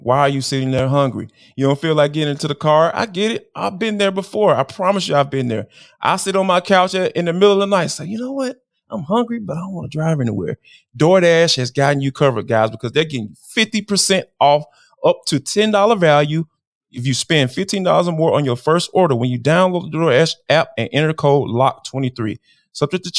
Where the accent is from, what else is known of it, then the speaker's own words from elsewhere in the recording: Atlanta, Georgia, United States; And growing up in Atlanta, I still don't get it to this day.